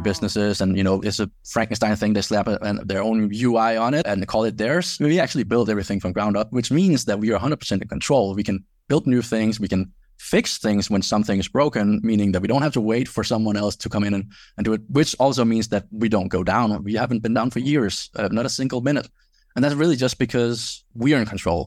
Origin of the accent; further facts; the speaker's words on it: Denmark; moved away as an adult; I grew up in Denmark